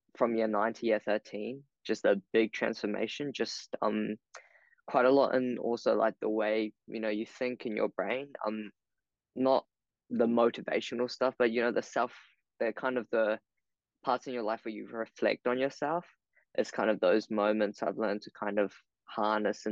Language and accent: English; Wellington, New Zealand; I was born in Wellington and, you know, grew up in this beautiful city, Poneke.